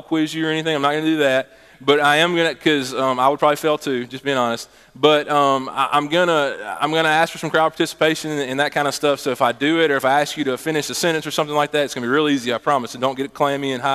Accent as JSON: {"language": "English", "town": "Meridian", "region": "Mississippi", "country": "United States", "tie": "born or raised there", "also_born_or_lived": "Laurel, Mississippi / Sandersville, Mississippi", "moved": "as an adult", "said": "when I was in second grade, I moved to Meridian, and lived there all throughout high school"}